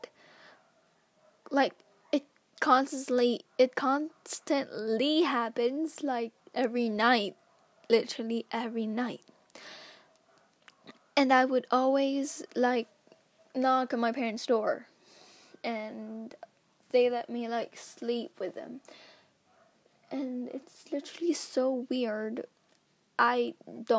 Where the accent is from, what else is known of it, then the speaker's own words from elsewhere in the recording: Philippines; I'm a Filipina